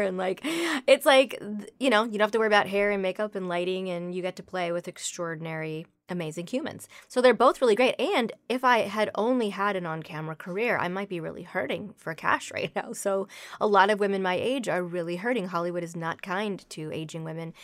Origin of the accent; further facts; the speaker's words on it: Toronto, Ontario, Canada; now in Los Angeles, United States; I grew up in Toronto